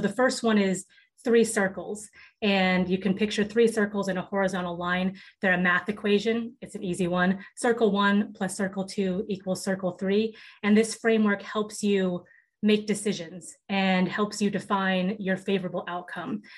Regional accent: Seattle, Washington, United States; I grew up in Seattle, Washington

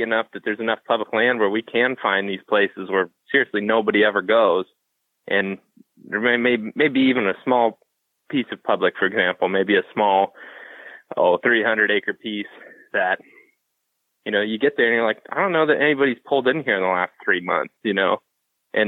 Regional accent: Ohio, United States; we're from Ohio and Wisconsin

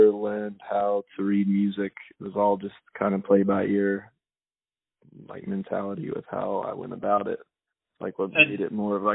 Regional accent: Kentucky, United States; moved away as an adult; now in Los Angeles, United States; my hometown is very small

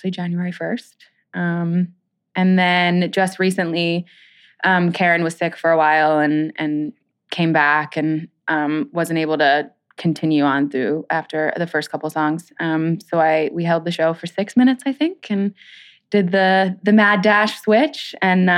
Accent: New Jersey, United States; growing up in Jersey

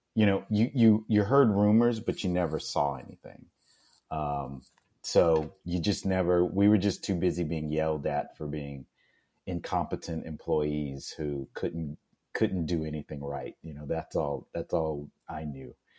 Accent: Houston, Texas, United States; I'm originally from Houston, Texas, and uh, growing up in the astronaut city

